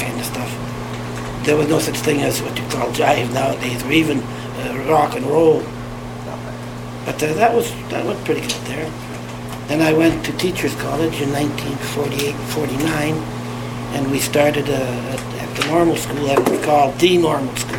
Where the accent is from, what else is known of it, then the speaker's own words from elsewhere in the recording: Humboldt, Saskatchewan, Canada; now in Yellowknife, Canada; I was born in Humboldt, Saskatchewan in 1930